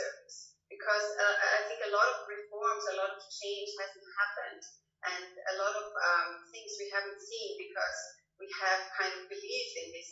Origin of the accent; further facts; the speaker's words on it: Austria; now in Finland; I'm actually not a so-called native born Finn. I'm actually from Austria, but I am, so in some sense I'm a migrant as well